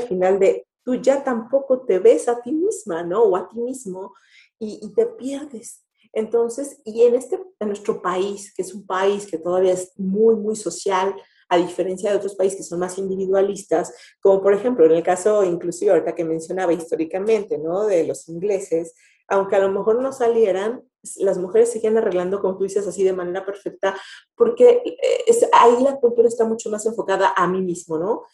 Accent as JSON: {"language": "Spanish", "country": "Mexico", "said": "como mexicanos"}